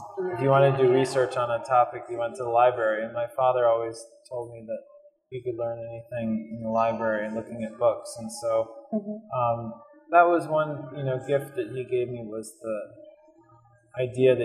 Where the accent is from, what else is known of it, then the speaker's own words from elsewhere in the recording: Easton, Connecticut, United States; I grew up in a town called Easton in southwestern Connecticut, about an hour from New York City